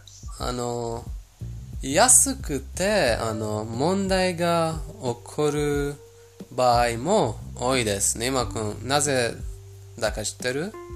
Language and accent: Japanese; Iran; 私たちイラン人